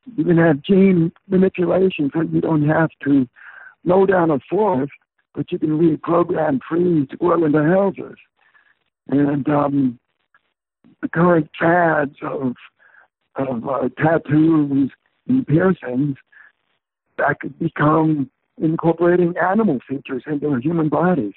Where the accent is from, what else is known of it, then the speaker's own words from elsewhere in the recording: Portland, United States; my hometown of Portland